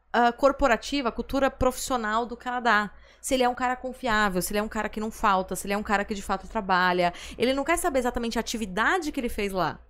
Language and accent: Portuguese; Brazil; nós que somos aqui do Brasil